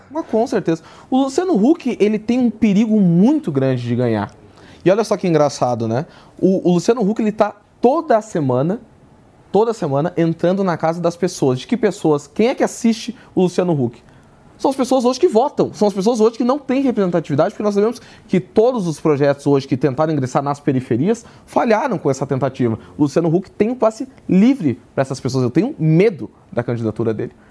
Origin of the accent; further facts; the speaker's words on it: Porto Alegre, Rio Grande do Sul, Brazil; moved away as an adult; now in São Paulo, Brazil; Eu sou de Porto Alegre, Porto Alegre. sou do Rio Grande do Sul